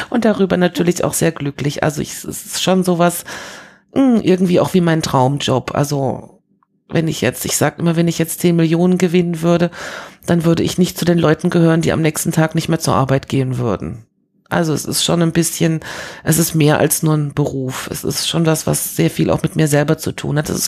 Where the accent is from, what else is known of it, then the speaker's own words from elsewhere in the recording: Paris, Île-de-France, France; moved away; Also ich bin ja als Kind in Frankreich groß geworden und habe so dieses Paris der 70er Jahre noch erlebt und das war schon was Besonderes, so als, als Deutsche in Frankreich zu sein